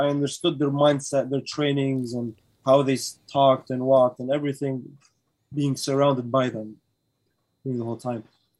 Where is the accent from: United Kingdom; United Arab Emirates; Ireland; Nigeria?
United Arab Emirates; Sharjah; moved away; But yeah, you can say I spent my childhood days there. Like, I grew up in Sharjah. Well, that's home for me. That's part of home.